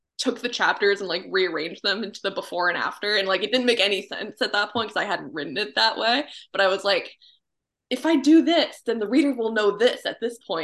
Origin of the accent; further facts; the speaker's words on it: Gray, Maine, United States; my hometown is called Gray. It's in Maine, about 20 minutes or like a half hour north of Portland